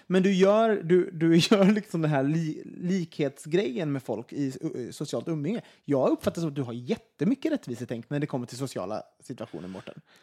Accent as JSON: {"language": "Swedish", "country": "Sweden", "said": "som svenskar"}